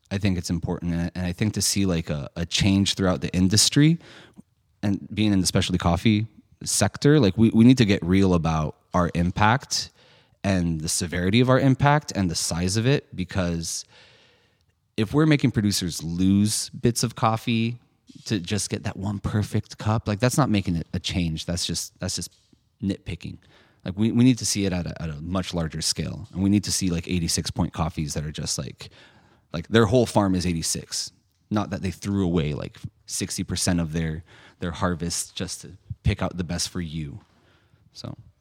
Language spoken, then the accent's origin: English; San Francisco, California, United States; I grew up in San Francisco